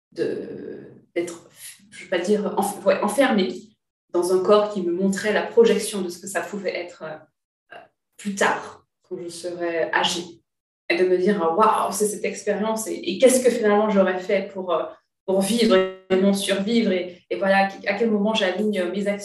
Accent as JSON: {"language": "French", "region": "Martinique", "country": "France", "lives_now": "Paris, France", "said": "moi, je suis martiniquaise, ma volonté, c'est d'implanter mon entreprise en Martinique."}